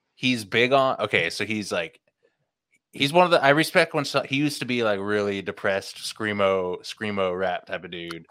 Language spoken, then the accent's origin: English; the Bay Area, California, United States; growing up in the Bay